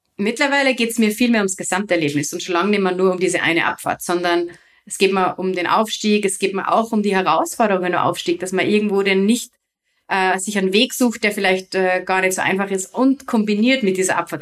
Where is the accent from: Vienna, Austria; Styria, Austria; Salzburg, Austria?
Salzburg, Austria; bei uns in Salzburg